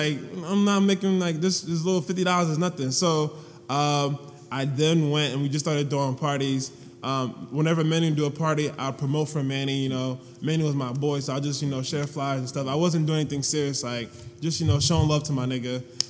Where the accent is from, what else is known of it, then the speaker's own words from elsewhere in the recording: Ghana; And then two, I'm Ghanaian, like 100%. Like, there's nothing else, no Egyptian, no night, just 100% Ghanaian.